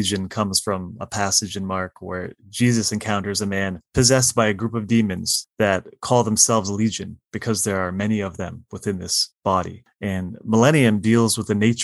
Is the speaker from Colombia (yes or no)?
no; Windsor, Ontario, Canada; growing up where I did. I live in Windsor, Ontario, Canada, and we're a border city